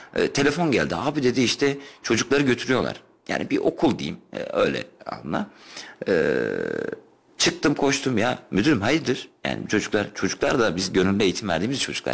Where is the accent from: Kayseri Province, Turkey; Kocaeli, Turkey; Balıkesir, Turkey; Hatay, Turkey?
Kayseri Province, Turkey